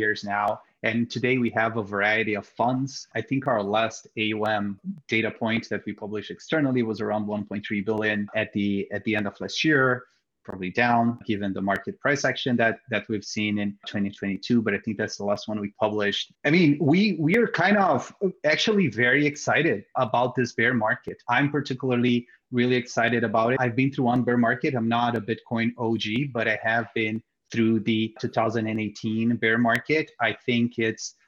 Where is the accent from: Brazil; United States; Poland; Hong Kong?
Brazil; moved away; I'm originally from Brazil